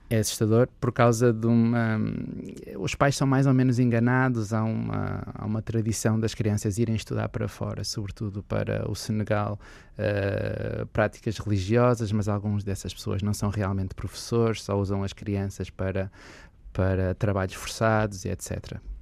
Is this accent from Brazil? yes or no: no; Porto, Norte, Portugal; eu também sou aqui do Porto